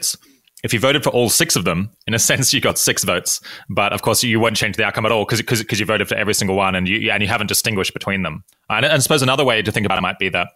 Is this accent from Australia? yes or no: yes; Australia; I'm from Australia